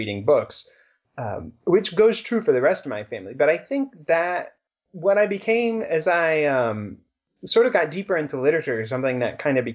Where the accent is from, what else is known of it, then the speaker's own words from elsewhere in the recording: Cincinnati, Ohio, United States; I grew up in Cincinnati